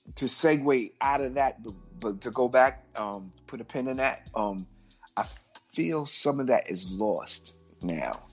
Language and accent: English; New York City, New York, United States; I'm from Brooklyn